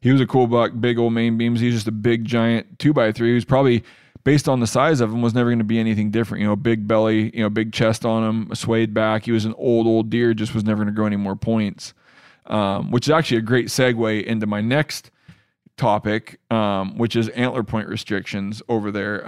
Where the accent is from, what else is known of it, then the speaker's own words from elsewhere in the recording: Washington, United States; my home state of Washington